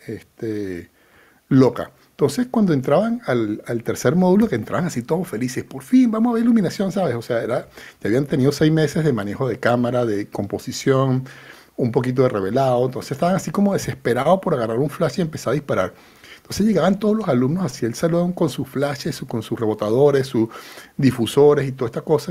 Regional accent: Venezuela; now in Spain; Yo soy venezolano

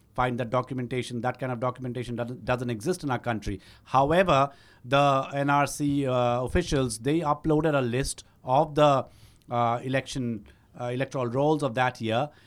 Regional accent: Shillong, Meghalaya, India; moved away as an adult; also born or lived in Guwahati, Assam; I was born in Guwahati. I was raised in Shillong

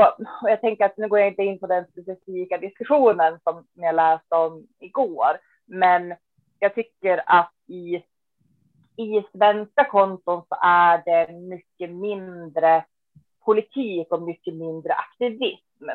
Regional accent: Västerbotten County, Sweden; född och uppvuxen i Västerbotten och bor fortfarande här i östra Västerbotten

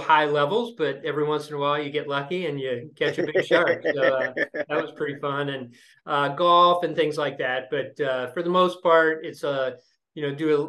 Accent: Lima, Ohio, United States; moved away as an adult; also born or lived in Columbus, Ohio; now in Indianapolis, United States; I grew up in Lima, Ohio, a small town in northwestern Ohio, graduated high school there

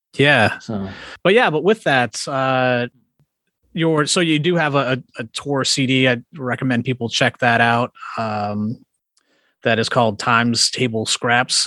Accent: Worcester, Massachusetts, United States; I grew up outside of Worcester, like suburb yeah. of Worcester

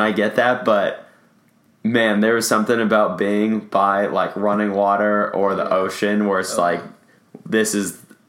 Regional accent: Los Angeles, California, United States; Growing up in Los Angeles, I'm an ocean guy.

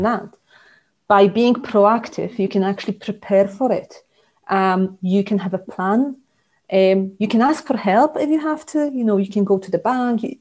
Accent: Poland; moved away as an adult; also born or lived in Scotland; now in South Lincolnshire, United Kingdom; born in Poland um, ages ago, uh, but about 15 years ago, I moved to Scotland.

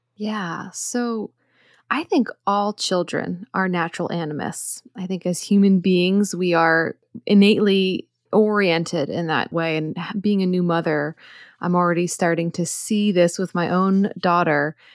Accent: outside Philadelphia, Pennsylvania, United States; moved away; also born or lived in Hudson Valley / Brooklyn, New York City; I grew up outside Philadelphia, so I'm very familiar with the area

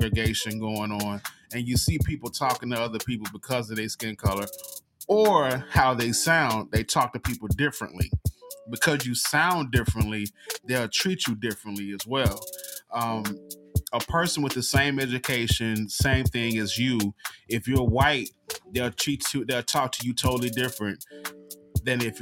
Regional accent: Mississippi, United States; moved away as an adult; now in Las Vegas, United States; I was born and raised in the South.

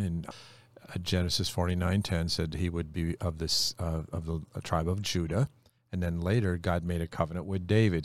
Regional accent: Mexico; I'm from Mexico

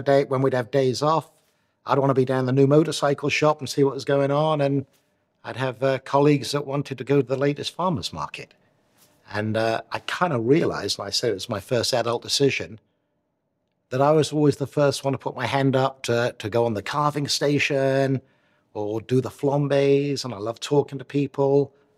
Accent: Newport, Wales, United Kingdom; born there; Well, I was born in Newport, Wales.

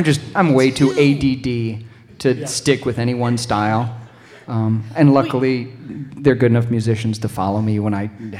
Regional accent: Milwaukee, Wisconsin, United States; I'm from Milwaukee.

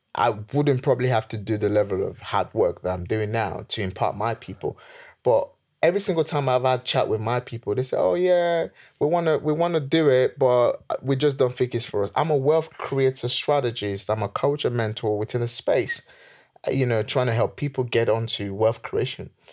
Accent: Nigeria; now in England; where I'm from, being Nigerian

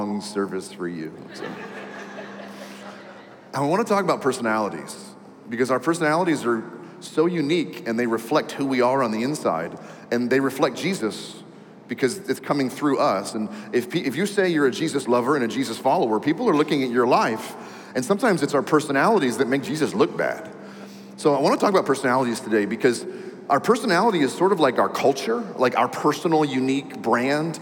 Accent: D.C., Maryland, United States; also born or lived in New York; I was born and raised in the Maryland area right outside of Washington, D.C.

